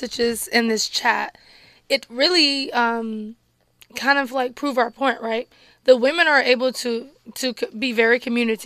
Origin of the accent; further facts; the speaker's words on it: the South, United States; I was raised in the South, so I was raised a lot different